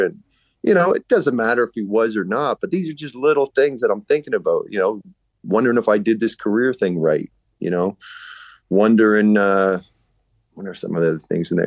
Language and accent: English; Enfield, Nova Scotia, Canada; also born or lived in Halifax; born and raised in Enfield, which is right by the airport.